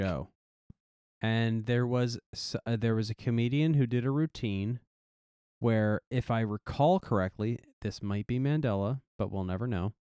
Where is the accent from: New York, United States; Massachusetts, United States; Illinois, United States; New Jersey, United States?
New Jersey, United States; my hometown football team